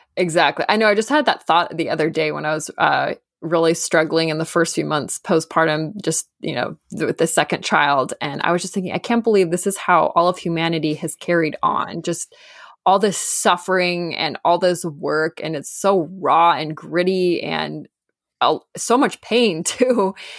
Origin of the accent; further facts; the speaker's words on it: Southern California, United States; I grew up in Southern California